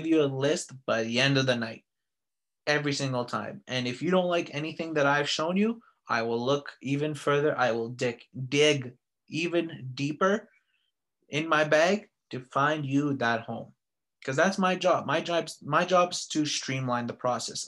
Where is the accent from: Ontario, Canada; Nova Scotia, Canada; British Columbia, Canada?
British Columbia, Canada; Vancouver; now in Calgary, Canada; Vancouver is my hometown.